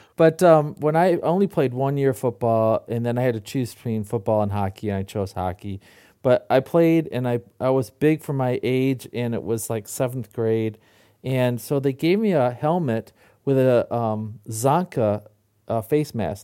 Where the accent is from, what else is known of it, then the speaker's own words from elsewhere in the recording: Michigan, United States; I grew up in Michigan